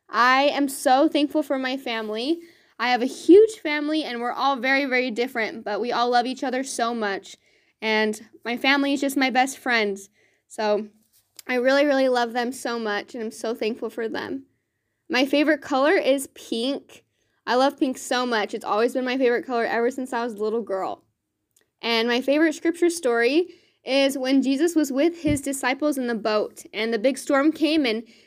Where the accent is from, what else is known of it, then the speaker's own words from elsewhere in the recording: Riverton, Utah, United States; I am from Riverton, Utah, and I love serving in this ward.